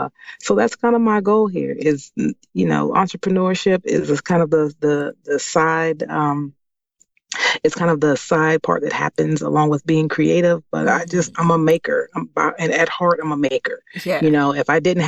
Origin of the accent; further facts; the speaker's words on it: Washington, District of Columbia, United States; moved away as an adult; now in Maryland, United States; I was born and raised in Washington, D.C., and I currently live in Maryland